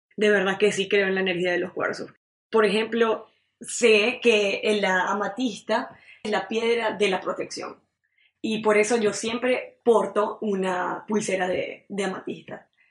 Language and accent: Spanish; Maracaibo, Zulia, Venezuela; moved away as an adult; now in Montreal, Canada; vengo de Maracaibo, Estado Zulia, Venezuela